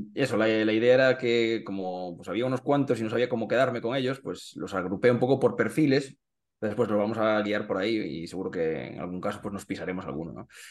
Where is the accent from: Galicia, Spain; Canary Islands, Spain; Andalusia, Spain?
Galicia, Spain; Carballo; moved away as an adult; now in Santiago de Compostela, Spain; como soy de, de Carballo, pues soy del Bergantiños, ah, realmente, que es el equipo de mi, de mi, de, mi, pueblo.